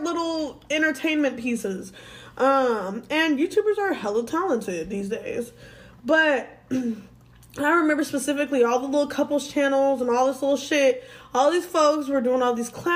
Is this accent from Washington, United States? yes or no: yes; Washington, United States; moved away; my home state for my birthday. We're going to Washington